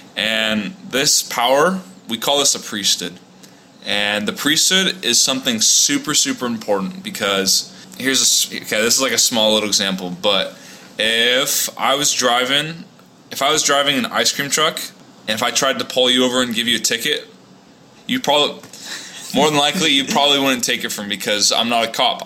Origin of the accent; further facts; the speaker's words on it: Orange County, Southern California, United States; moved away as an adult; also born or lived in Provo, Utah; now in Houston, United States; I grew up in Southern California in Orange County for all my life.